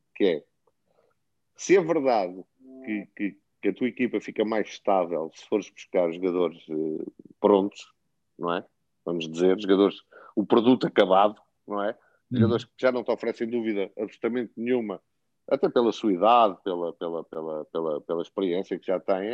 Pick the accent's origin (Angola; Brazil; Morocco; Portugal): Portugal; moved away as an adult; now in Ukraine; eu sou português